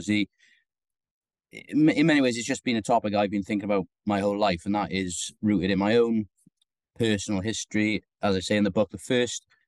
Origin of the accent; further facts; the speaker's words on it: Porthcawl, Wales, United Kingdom; growing up in Porthcawl, you know, in Bridgend